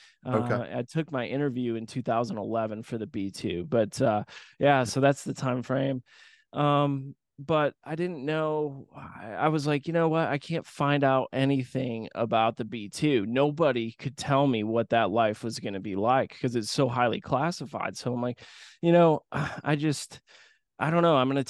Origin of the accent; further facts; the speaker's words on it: Grand Rapids, Michigan, United States; But I grew up in Grand Rapids, Michigan, small Midwestern town, and I went to air shows as a kid with my dad and my grandfather.